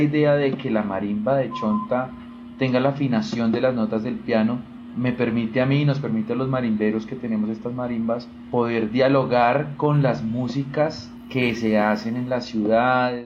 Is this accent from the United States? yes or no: no; Ibagué, Tolima, Colombia; now in Bogotá, Colombia; Yo soy de Ibagué, entonces en realidad mi historia musical en Ibagué es de músico empírico y luego vengo acá